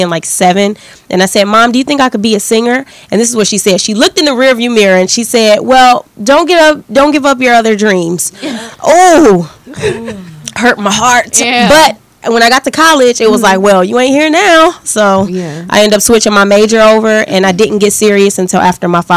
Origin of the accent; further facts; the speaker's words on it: Detroit, Michigan, United States; I'm from Detroit